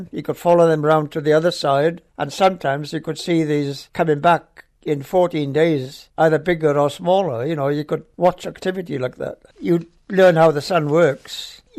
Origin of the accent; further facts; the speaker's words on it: Wales, United Kingdom; accent: Welsh; moved away as an adult; also born or lived in London / Woomera, Australia; now in Australia; I've got a Welsh accent.